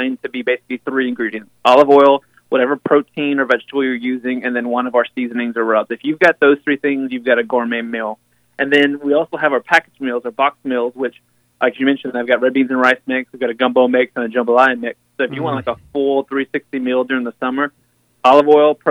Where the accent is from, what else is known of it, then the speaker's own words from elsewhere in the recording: South Louisiana, United States; moved away as an adult; now in Oregon, United States; I'm originally from South Louisiana.